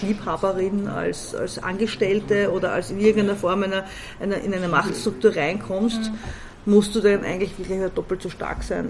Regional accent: Baden, Lower Austria, Austria; born or raised there; also born or lived in Vienna

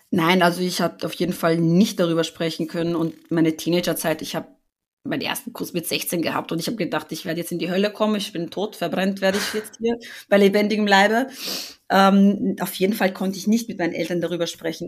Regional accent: Austria; ich bin in Österreich groß geworden

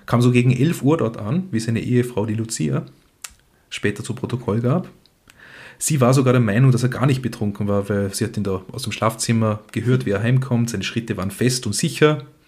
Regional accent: Feldkirch, Vorarlberg, Austria; moved away; ich bin aus Vorarlberg

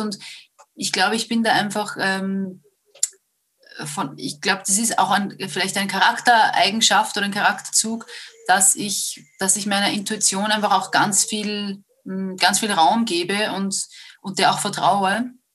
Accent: Upper Austria, Austria; moved away as an adult; also born or lived in Vienna; ich bin ursprünglich aus Oberösterreich

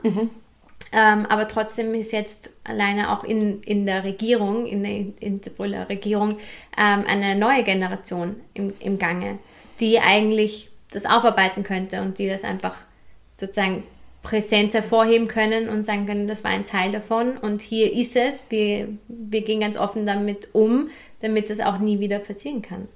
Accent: Hinterbrühl, Lower Austria, Austria; ich komme ja auch aus der Hinterpol

